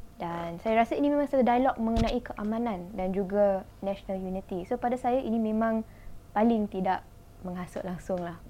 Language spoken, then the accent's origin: Malay; Malaysia; Kita sebagai rakyat Malaysia